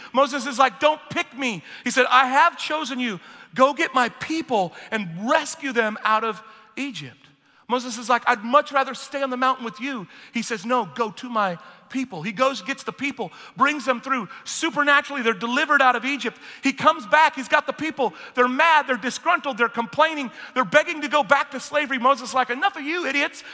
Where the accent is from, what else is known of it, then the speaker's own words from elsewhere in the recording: United Kingdom; I'm British